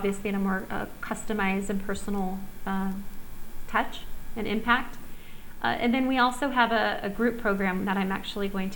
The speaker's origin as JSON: {"language": "English", "region": "Southern California", "country": "United States", "tie": "born or raised there", "moved": "yes", "lives_now": "Costa Rica", "said": "I grew up in Southern California"}